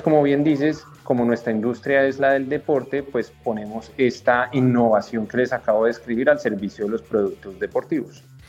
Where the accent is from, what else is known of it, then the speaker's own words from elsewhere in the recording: Colombia; como colombianos